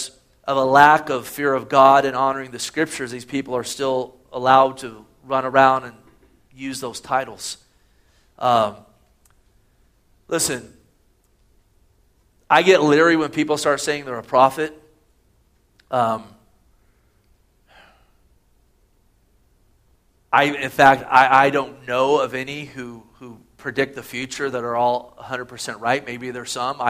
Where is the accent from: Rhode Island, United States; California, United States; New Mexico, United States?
California, United States; Gilroy; Growing up in Gilroy